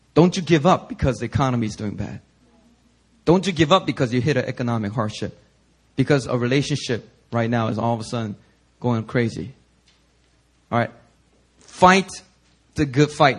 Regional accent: Philadelphia, Pennsylvania, United States; also born or lived in Korea; I was born in Korea, and when I was six years old, I immigrated to the U.S. And when we first immigrated, we didn't have that much money, so we uh, moved into inner city Philadelphia

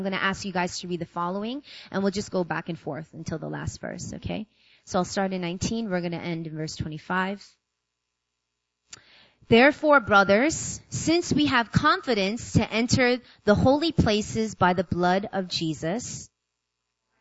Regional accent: New York, United States; moved away as an adult; now in South Korea; I'm from New York. I was born and raised

